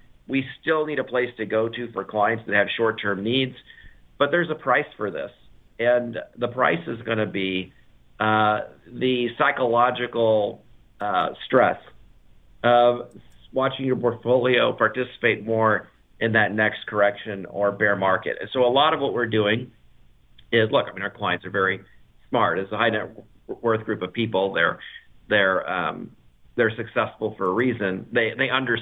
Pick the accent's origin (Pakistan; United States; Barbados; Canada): United States; being an American